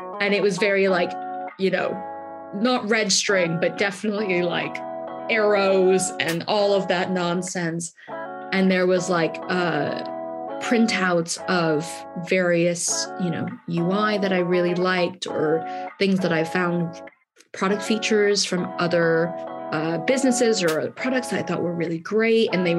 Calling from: London, United Kingdom; I am Zooming in from Southeast London today

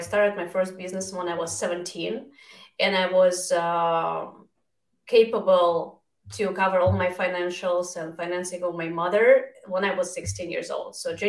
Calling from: Vienna, Virginia, United States; I'm closer to D.C. I have just 27 minutes till the Washington Monument. So I'm in Vienna, Virginia.

